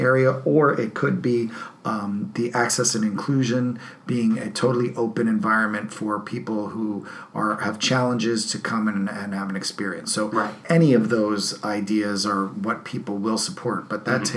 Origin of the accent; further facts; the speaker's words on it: New Jersey, United States; moved away; I grew up in New Jersey